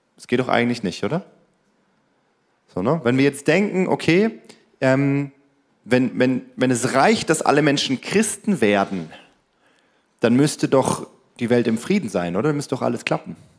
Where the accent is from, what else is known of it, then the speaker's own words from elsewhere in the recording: Germany; wir Deutschen